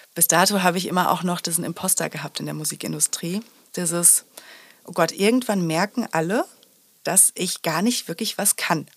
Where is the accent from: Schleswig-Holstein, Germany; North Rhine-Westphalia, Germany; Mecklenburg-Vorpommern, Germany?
North Rhine-Westphalia, Germany; Sauerland; ich bin im Sauerland groß geworden